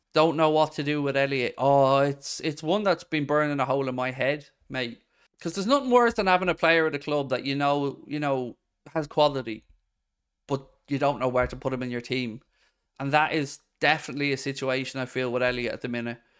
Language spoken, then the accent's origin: English; Ireland; I'm from Ireland